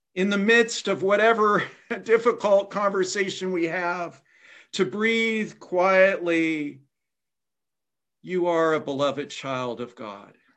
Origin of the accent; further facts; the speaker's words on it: Indiana, United States; my home state of Indiana